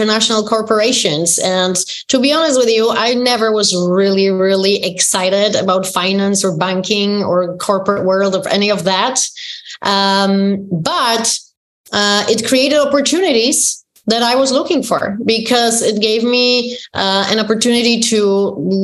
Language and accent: English; Poland; moved away; growing up in Poland, in communist country